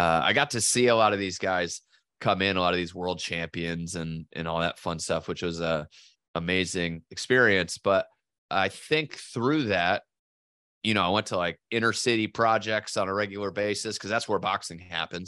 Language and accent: English; southeastern Connecticut, United States; I was born in Connecticut and southeastern Connecticut